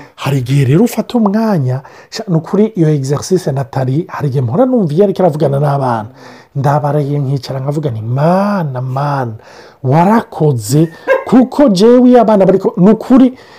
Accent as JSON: {"language": "Kinyarwanda", "country": "Burundi", "moved": "yes", "lives_now": "Canada", "said": "ndi umurundi ndahamaze imyaka mike y’ingaha"}